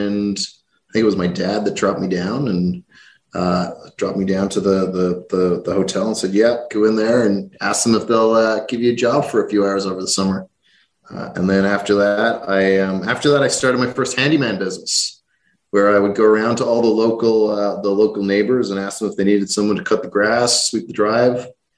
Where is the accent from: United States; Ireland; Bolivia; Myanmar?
Ireland; Rathcoole, Leinster; also born or lived in Canada; I grew up outside a small town outside Dublin called Rathcoole. It was, you know, a very simple, small town, a couple of thousand people, local school bus would pick me up in front of the house every day.